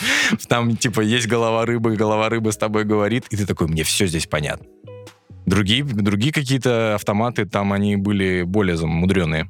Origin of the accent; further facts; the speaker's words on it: Moscow Oblast, Russia; moved away; я коренной, коренной подмосквич